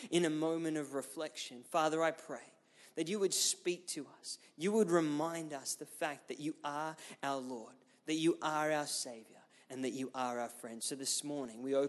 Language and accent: English; Ipswich, Queensland, Australia; I grew up in Ipswich, which is just west of Brisbane